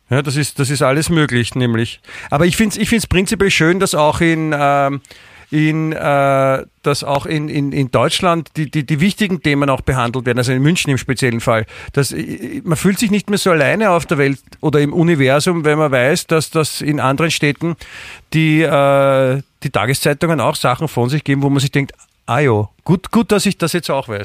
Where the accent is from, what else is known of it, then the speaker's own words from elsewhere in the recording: Austria; Nicht nur bei uns in Österreich. Wir haben ja in Österreich zwei ganz tolle Zeitungen